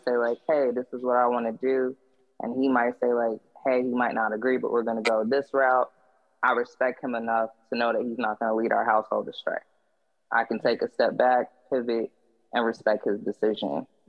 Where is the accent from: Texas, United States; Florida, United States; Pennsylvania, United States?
Florida, United States; Jacksonville; I was born in Florida, like Jacksonville, Florida.